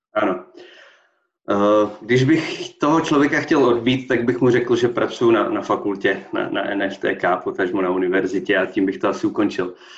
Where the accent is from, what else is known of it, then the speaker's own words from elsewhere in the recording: Poděbrady, Central Bohemian Region, Czechia; moved away as an adult; now in Olomouc, Czech Republic; jsem původně z Poděbrat